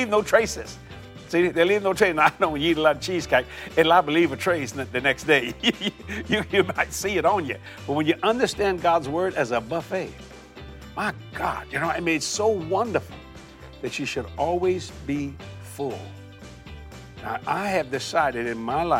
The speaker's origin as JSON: {"language": "English", "area": "Cajun", "region": "Louisiana", "country": "United States", "said": "I'm a Cajun boy"}